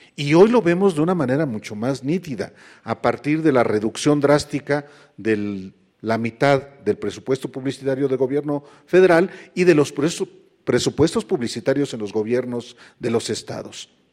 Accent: State of Mexico, Mexico; para que los que allá vivíamos pudiéramos educarnos

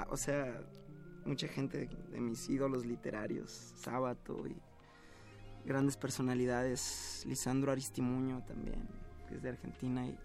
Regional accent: United States; Spanish is a second language; now in Mexico; Soy ciudadano americano y, y he vivido ya mucho tiempo en México.

